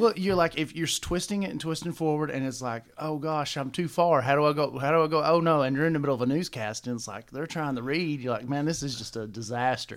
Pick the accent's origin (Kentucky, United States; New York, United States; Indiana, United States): Kentucky, United States; London; also born or lived in Lexington, Kentucky; I'm from Kentucky, yeah. I'm originally from London and, and moved to Lexington, went on to college